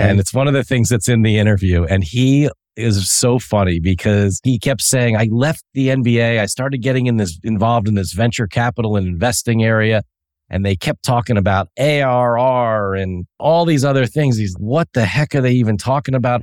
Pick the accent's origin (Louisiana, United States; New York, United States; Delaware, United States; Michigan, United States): Delaware, United States; also born or lived in Chadds Ford, Pennsylvania; I grew up in Delaware and that was my hometown